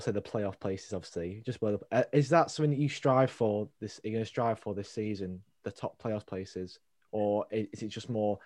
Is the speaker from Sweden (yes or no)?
no; Stockport, North West England, United Kingdom; I'm actually from Stockport